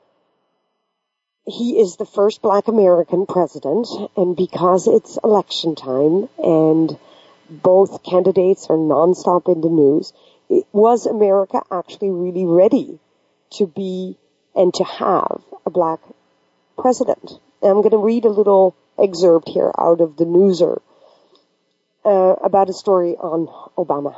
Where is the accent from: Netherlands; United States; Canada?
Netherlands; moved away; also born or lived in Pakistan; I am originally from Pakistan and I got adopted by a predominantly Western culture in Holland, of course, everything that I learned throughout the school years was typically what we call monoculture.